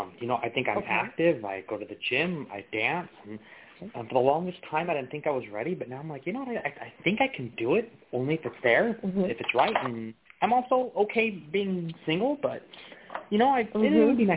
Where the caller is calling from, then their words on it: Sacramento, California, United States; I'm calling from Sacramento.